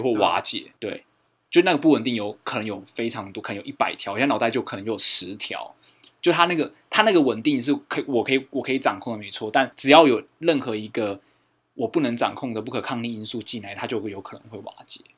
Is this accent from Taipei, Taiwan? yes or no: no; Fengshan, Kaohsiung, Taiwan; 我们凤山的旧城区